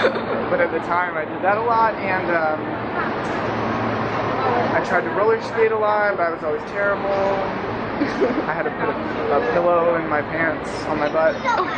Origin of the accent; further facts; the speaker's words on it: Hong Kong; also born or lived in North Carolina, United States; No, I was born in North Carolina. Oh. We moved to Hong Kong 3 months after I was born.